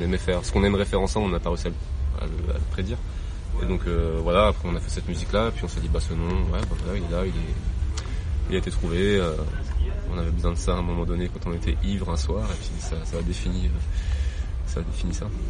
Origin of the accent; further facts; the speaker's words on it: Nancy, Grand Est, France; je viens de Nancy